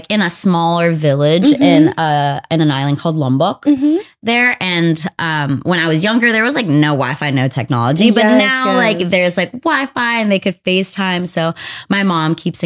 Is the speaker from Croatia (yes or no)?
no; Los Angeles, California, United States; I've been born and raised in LA. I was born in Montebello, California, East